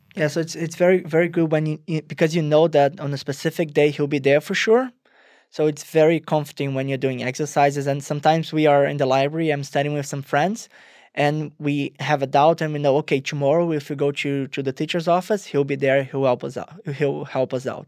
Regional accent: Rio de Janeiro, Brazil; moved away as an adult; I'm originally from Rio, Brazil. Uh, I went to international school there

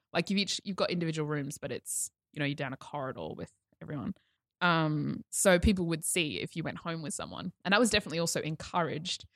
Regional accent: Toowoomba, Queensland, Australia; I came from further out west, the Glennie School

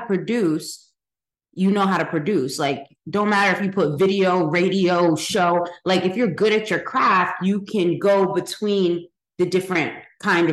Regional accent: Paterson, New Jersey, United States; We're close to New York growing up. You know, we grew up in Patterson

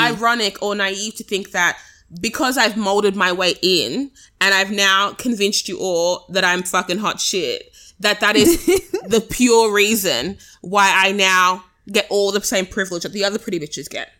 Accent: Australia; as Australians

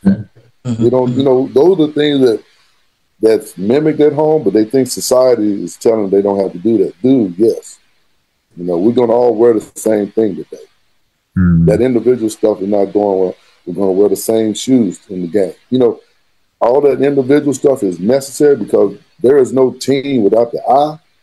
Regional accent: San Angelo, Texas, United States; moved away as an adult; also born or lived in Plano, Texas / Arkansas; I am from San Angelo, Texas, born and raised

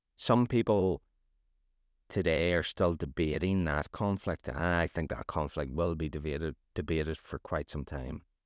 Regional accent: Northern Ireland, United Kingdom; I'm from Northern Ireland

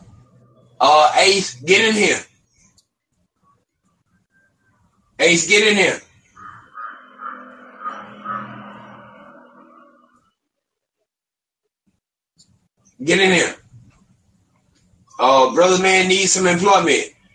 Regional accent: United States; I'm from America

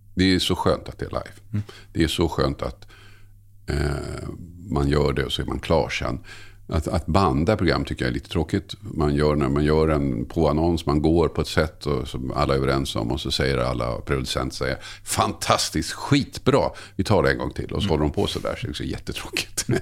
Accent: Tumba, Stockholm County, Sweden; also born or lived in Södertälje / Oskarshamn; där jag växte upp i Tumba

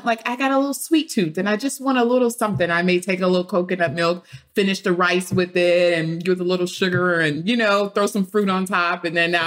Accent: Beaumont, Texas, United States; I grew up in Beaumont, Texas, and in Beaumont, we have rice fields.

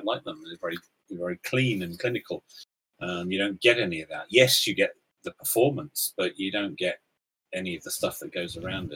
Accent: North Devon, South West England, United Kingdom; growing up in North Devon

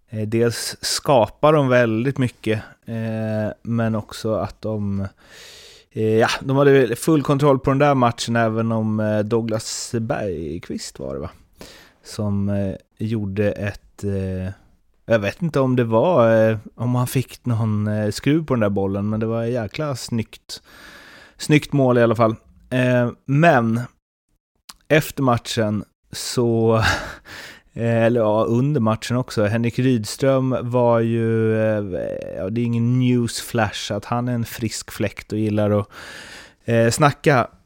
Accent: Småland, Sweden; accent: Småland dialect; Sen är problemet att jag har min småländska så det låter ändå bara som Åsa-Nisse när jag pratar.

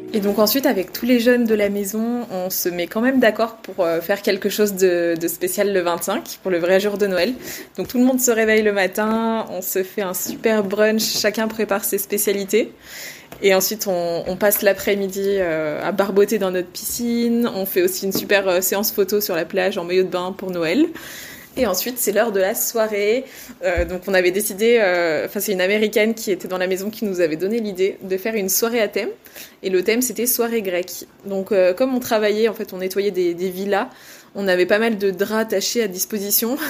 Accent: France; also born or lived in Australia; chez nous en France

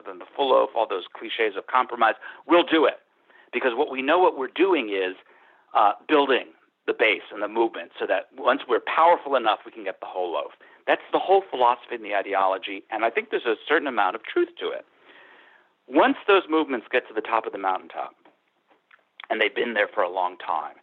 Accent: New York, United States; I grew up in New York State.

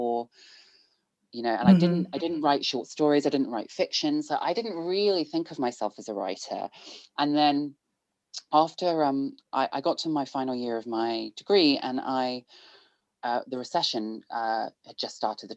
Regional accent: Bristol, South West England, United Kingdom; I grew up in Bristol. Pretty much my entire life from birth until I went to university

